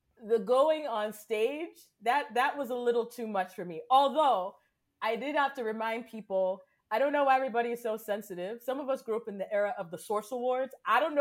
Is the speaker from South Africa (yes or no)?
no; Cameroon; I grew up in Cameroon